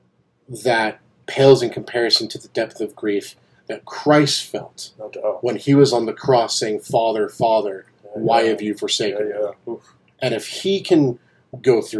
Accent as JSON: {"language": "English", "country": "United States", "tie": "born or raised there", "said": "we grew up in America"}